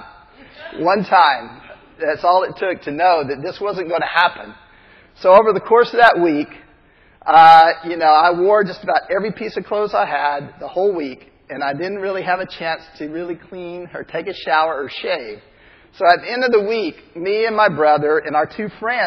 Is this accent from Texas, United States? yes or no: yes; Texas, United States; I'm from Texas. I grew up in the South